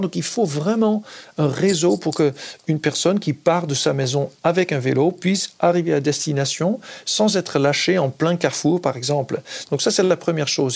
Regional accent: Netherlands; French is a second language; moved away as an adult; now in France; moi, en tant qu'Hollandais, j'ai grandi aux Pays-Bas, euh, j'ai vécu jusqu'à 23 ans

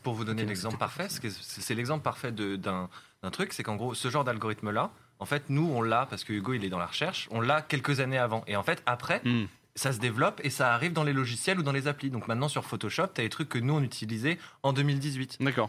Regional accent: France; on est français, notre studio il est à Paris

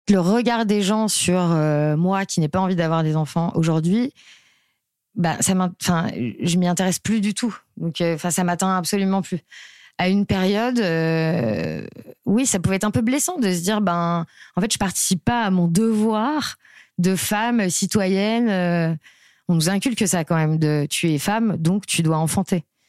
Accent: Nantes, Pays de la Loire, France; now in Paris, France; je vis à Paris, je viens de Nantes

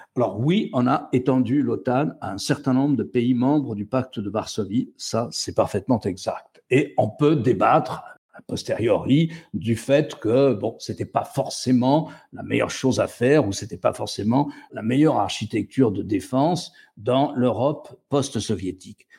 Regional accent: France; Chez nous, en France

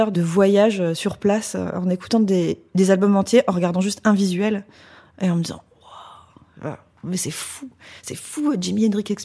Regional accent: Paris, Île-de-France, France; Dans le 10e arrondissement, près de la gare du Nord.

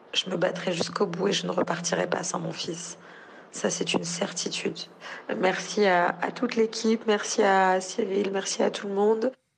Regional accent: France; j'ai un enfant qui est français, je suis française

